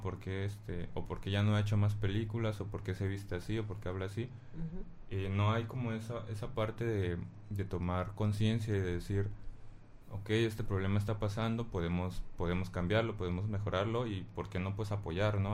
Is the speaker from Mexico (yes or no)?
yes; Mexico; aquí en México